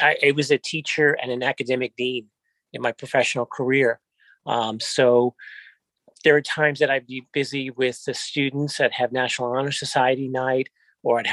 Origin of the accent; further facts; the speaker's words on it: New York City, New York, United States; born and raised in Queens all my life, since 1962